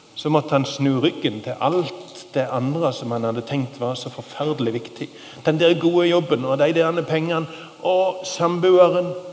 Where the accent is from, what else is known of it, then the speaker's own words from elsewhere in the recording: Sokndal, Rogaland, Norway; i Sokndal, der jeg kommer ifra